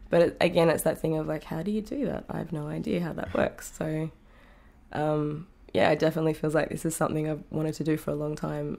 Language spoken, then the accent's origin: English; Tamworth, New South Wales, Australia; moved away as an adult; also born or lived in Sydney / Singapore; now in New York City, United States; growing up in Tamworth